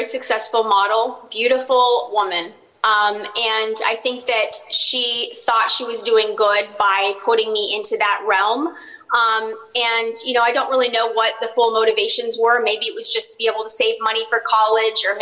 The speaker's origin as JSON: {"language": "English", "town": "Dallas", "region": "Texas", "country": "United States", "tie": "born or raised there", "said": "my hometown of Dallas, Texas"}